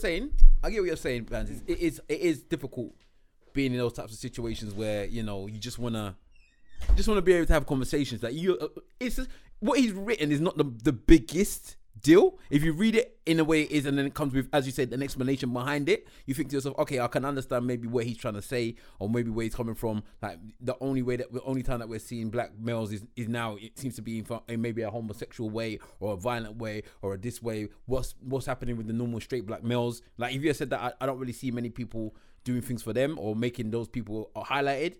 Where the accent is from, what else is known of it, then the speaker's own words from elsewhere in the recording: Nigeria; me as a Nigerian